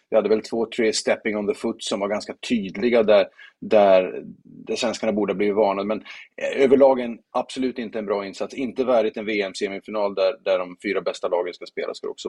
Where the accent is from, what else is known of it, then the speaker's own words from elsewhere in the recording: Sweden; nu tänker jag inte som svensk, det är klart att man kan vara färgad och påverka